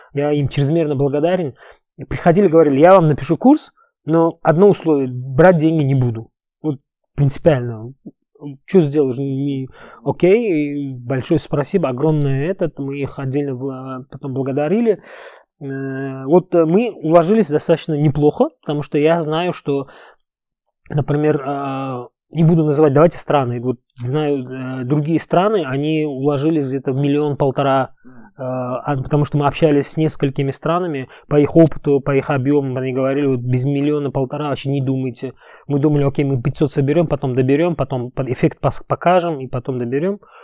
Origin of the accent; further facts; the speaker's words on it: Uzbekistan; first language Uzbek; Russian is a second language; moved away as an adult; also born or lived in Egypt / Dubai, United Arab Emirates; я вырос в узбекской среде, учился в узбекской школе, мой первый язык это узбекский язык